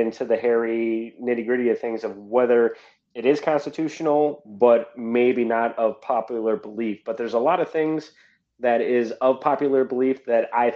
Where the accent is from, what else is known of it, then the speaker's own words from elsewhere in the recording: Wisconsin, United States; I'm from Wisconsin